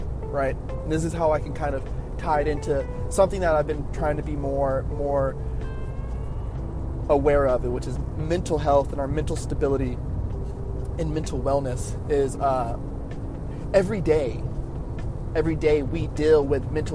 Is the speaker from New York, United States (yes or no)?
no; Oxnard, California, United States; the neighborhood I grew up in Oxnard. Oxnard's not that big of a city